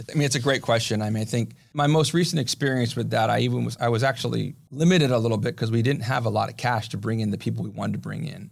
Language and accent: English; Pasadena, California, United States; also born or lived in Santa Clara, California; now in San Diego, United States; I grew up in Pasadena